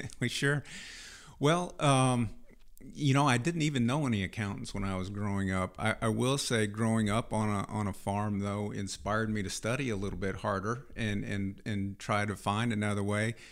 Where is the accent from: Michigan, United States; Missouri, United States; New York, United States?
Missouri, United States; Fulton; I grew up in, uh, Fulton, Missouri, on a dairy farm